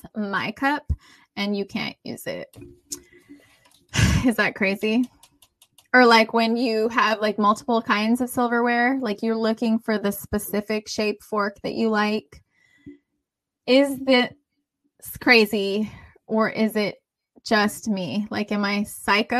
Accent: United States; I'm from here. Like I'm American.

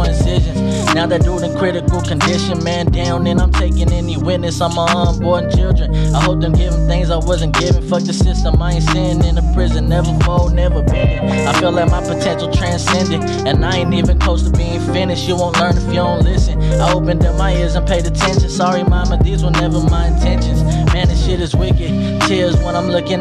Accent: Stockton, California, United States; I grew up right there on Vine. Vine and Filbert right there by Fillmore School

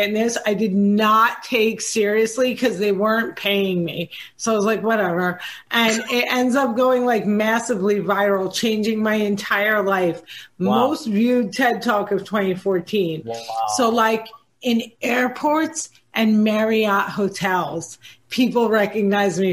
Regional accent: Cliffside Park, New Jersey, United States; I grew up in Jersey, right next to the George Washington Bridge

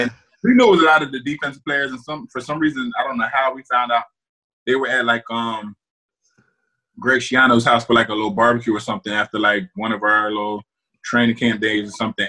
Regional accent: New Jersey, United States; moved away as an adult; also born or lived in Iowa; I went to Rutgers just because I'm from New Jersey

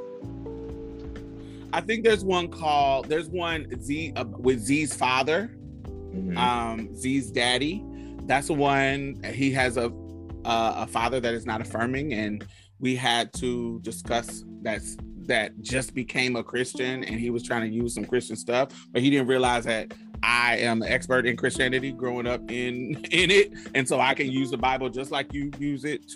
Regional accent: United States; the privilege of me being American

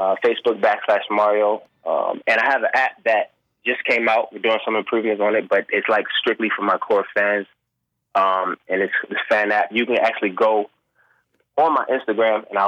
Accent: Baltimore, Maryland, United States; I'm this young kid from Baltimore, soulful voice. I play drums. I got an ear for music

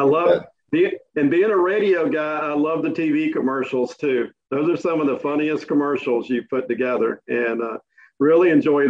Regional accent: Williston, Florida, United States; my life experiences growing up in Williston.

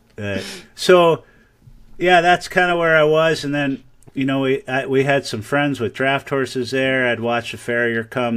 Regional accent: Michigan, United States; now in Ames, United States; I grew up in Michigan

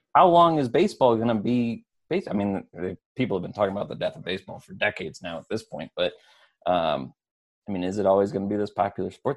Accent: West Michigan, United States; growing up in West Michigan

